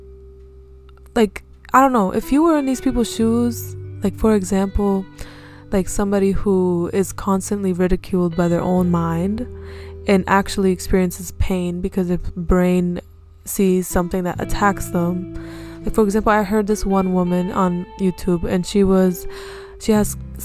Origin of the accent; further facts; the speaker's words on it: United States; accent: American; we have an American accent.